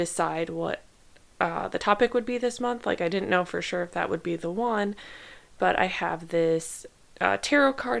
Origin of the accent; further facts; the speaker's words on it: Midwest, United States; now in Southern California, United States; I grew up in the Midwest